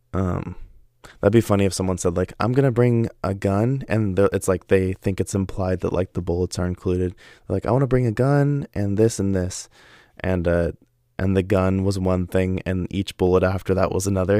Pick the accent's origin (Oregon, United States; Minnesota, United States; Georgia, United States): Oregon, United States; I live in Oregon, and I've yet to visit a single place in the world that has better water than my hometown